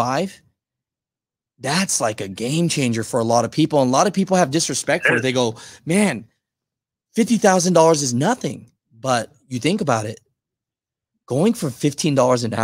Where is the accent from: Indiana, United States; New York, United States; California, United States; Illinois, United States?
California, United States; I'm from Cali